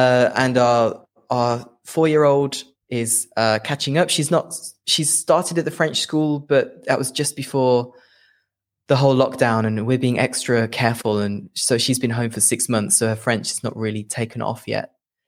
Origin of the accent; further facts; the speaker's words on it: Leicester, East Midlands, United Kingdom; it's just below my hometown, which is Leicester.